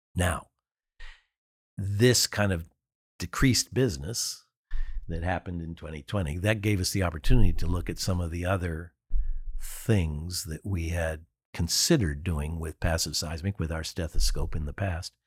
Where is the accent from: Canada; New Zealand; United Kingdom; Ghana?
Canada; I'm Canadian